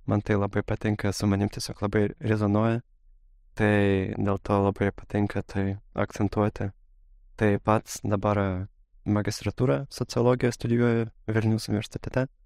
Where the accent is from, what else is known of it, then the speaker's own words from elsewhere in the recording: Moscow, Russia; Nes a, gimiau Rusijoje, augau Rusijoje ir mano šeima labai daug kritikavo a, esamą aplinką, labai nepatiko Maskvai gyventi, labai kritikavo ir režimą, ir taip toliau.